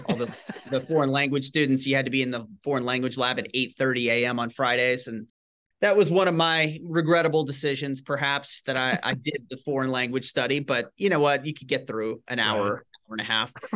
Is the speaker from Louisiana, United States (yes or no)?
yes; Shreveport, Louisiana, United States; moved away as an adult; also born or lived in Washington, District of Columbia, United States; I grew up in in Northwest Louisiana in Shreveport